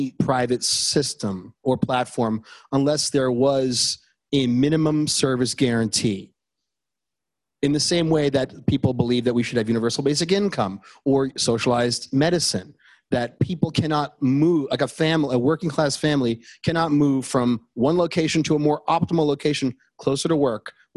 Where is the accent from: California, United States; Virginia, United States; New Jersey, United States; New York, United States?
New York, United States; I'm a New Yorker, and I've lived a lot of different places